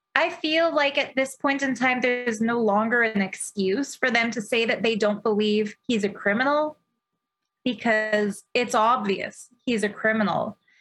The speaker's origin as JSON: {"language": "English", "country": "Canada", "said": "as a Canadian"}